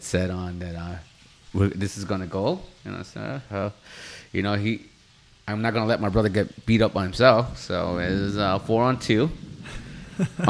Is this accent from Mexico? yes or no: yes; Mexico; English is a second language; I'm Mexican. English was not my native tongue.